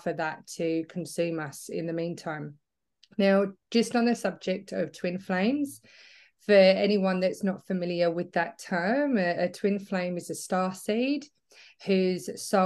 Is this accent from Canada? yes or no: no; England, United Kingdom; moved away as an adult; now in Australia; I'm originally from England, but I moved to Australia 10 years ago now. So I feel like I'm getting a bit of an Aussie twang